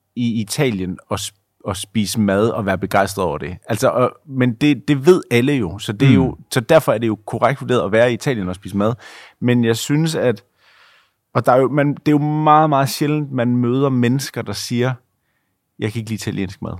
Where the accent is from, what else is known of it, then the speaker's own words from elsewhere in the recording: Denmark; som dansker